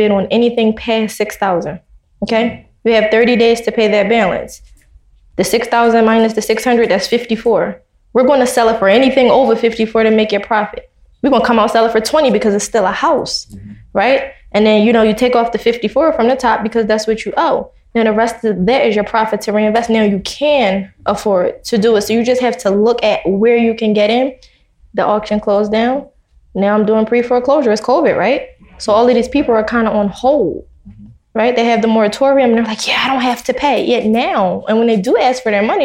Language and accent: English; Philadelphia, Pennsylvania, United States; We're from Philadelphia